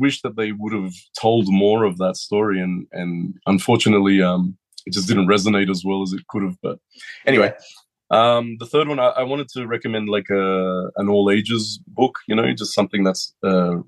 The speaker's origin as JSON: {"language": "English", "country": "Australia", "said": "a lot of people in Australia, we grew up on Astro Boy during the 80s"}